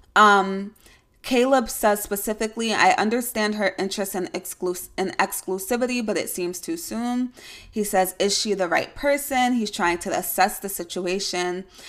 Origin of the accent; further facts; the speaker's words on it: New York, United States; I'm a New Yorker, yes, I do have to, um, identify that it is upstate